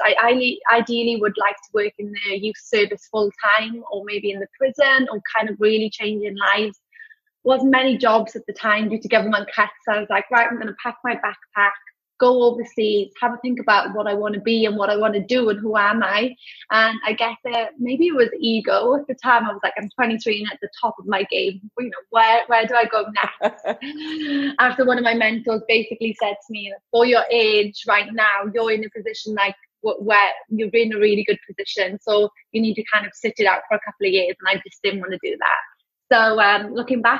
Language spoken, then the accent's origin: English; Wales, United Kingdom; accent: UK accent; moved away as an adult; now in Australia; I grew up in Wales, lovely kind of country village, beautiful, near close to a town. I was in between Swansea and Cardiff.